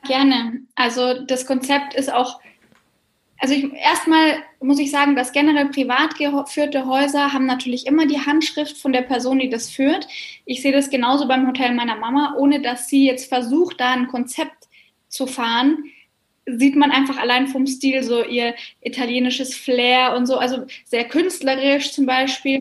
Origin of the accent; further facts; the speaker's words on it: Bavaria, Germany; bei uns in Bayern sind wir ja gar nicht am Meer